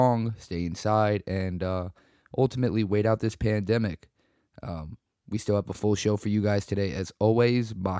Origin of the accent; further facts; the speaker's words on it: Weehawken, New Jersey, United States; for my hometown, Weehawken sports in general